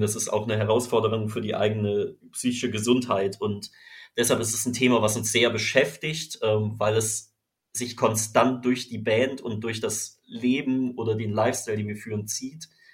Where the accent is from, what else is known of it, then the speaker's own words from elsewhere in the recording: Freiburg, Baden-Württemberg, Germany; moved away as an adult; also born or lived in Düsseldorf / Cologne; now in Düsseldorf/Cologne, Germany; in meiner Heimatstadt Freiburg